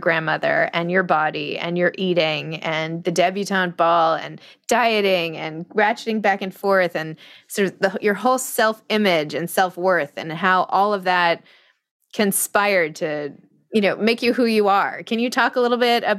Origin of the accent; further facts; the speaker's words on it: New York, United States; I'm from New York